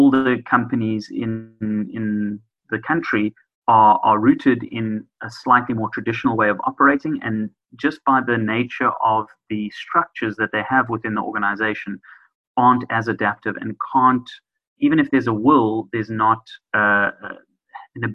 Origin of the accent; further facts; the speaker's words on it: South Africa; as a South African society, we're definitely geared towards that.